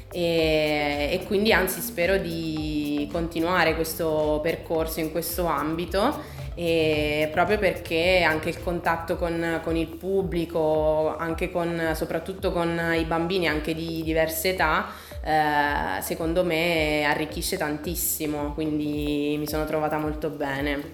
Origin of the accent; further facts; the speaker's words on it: Pescara, Abruzzo, Italy; also born or lived in Milan; sono ritornata a Pescara, che è la mia città natale, dove appunto attualmente vivo